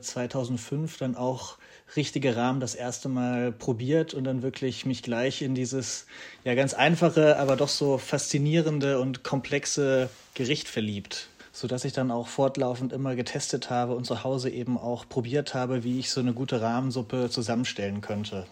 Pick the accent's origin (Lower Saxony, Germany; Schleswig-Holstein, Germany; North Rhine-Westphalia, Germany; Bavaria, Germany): Lower Saxony, Germany; Hanover; now in Berlin, Germany; in meiner Heimatstadt Hannover